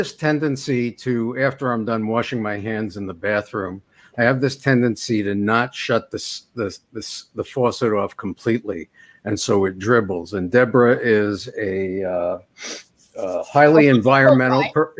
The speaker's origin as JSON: {"language": "English", "region": "New York", "country": "United States", "said": "being the New Yorker that I am from a loud family"}